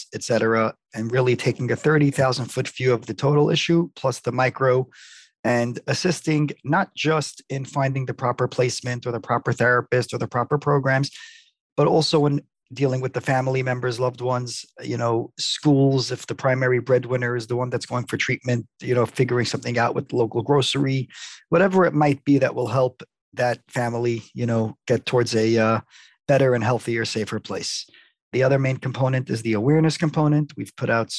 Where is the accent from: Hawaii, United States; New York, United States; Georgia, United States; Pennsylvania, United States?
New York, United States; New York City; Born and raised in Brooklyn